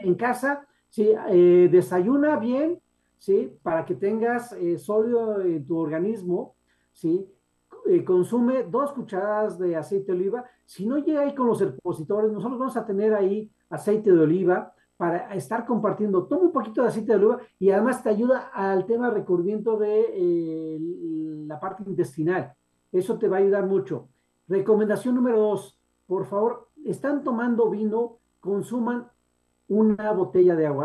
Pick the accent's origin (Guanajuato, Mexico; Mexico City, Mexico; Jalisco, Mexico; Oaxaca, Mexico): Guanajuato, Mexico; moved away; Guanajuato, mi tierra natal